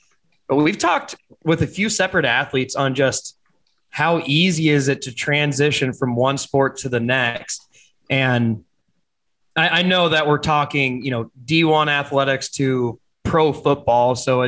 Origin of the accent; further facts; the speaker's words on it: Iowa, United States; growing up in Iowa